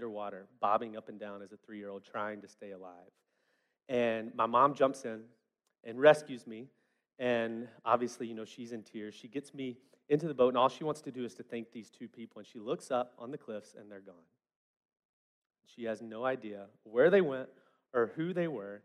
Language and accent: English; West Memphis, Arkansas, United States; I grew up in West Memphis, Arkansas